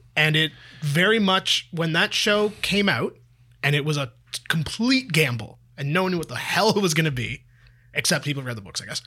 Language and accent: English; Toronto, Ontario, Canada; I've lived in Toronto for m, almost my entire life except when I went to university